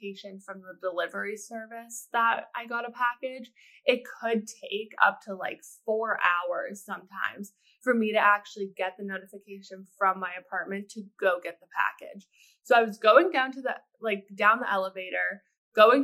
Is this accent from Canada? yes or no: yes; Canada; now in Pittsburgh, United States; I'm Canadian